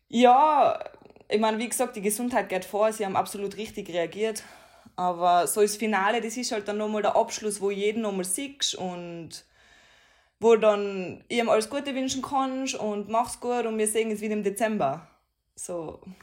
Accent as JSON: {"language": "German", "region": "Tyrol", "country": "Austria", "tie": "born or raised there", "said": "ich bin stolz drauf, da wo ich wohne, da wo ich herkomme"}